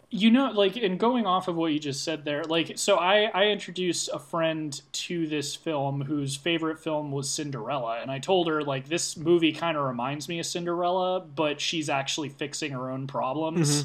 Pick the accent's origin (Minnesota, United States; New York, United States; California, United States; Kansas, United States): California, United States; near San Francisco; my hometown's near San Francisco